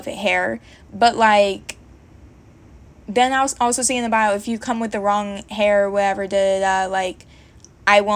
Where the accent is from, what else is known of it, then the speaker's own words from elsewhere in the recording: Georgia, United States; moved away as an adult; now in Virginia, United States; I moved to Virginia from Georgia, and in Georgia, I had my hair braided by a girl that I went to high school